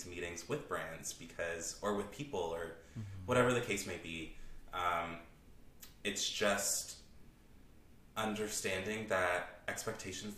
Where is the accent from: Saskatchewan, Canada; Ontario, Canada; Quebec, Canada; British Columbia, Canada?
Ontario, Canada; Toronto; I am from Scarborough. I'm born and raised in Scarborough.